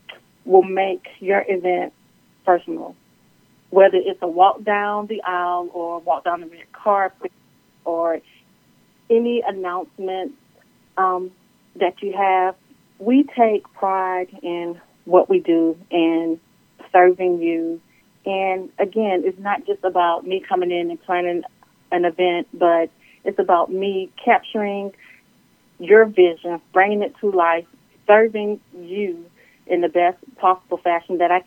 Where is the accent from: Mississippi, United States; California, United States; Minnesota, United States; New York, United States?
New York, United States; now in North Carolina, United States; I am originally from New York, but I live here in North Carolina. I've been here for about 27 years